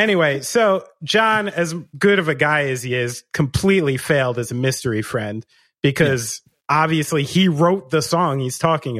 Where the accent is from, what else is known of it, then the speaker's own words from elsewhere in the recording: New York, United States; I'm from around New York City.